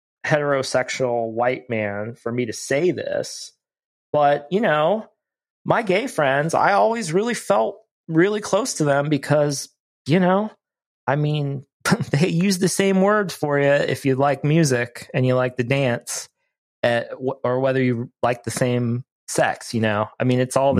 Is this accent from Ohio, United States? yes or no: yes; Ohio, United States; moved away; I grew up in Ohio, so I'm far from home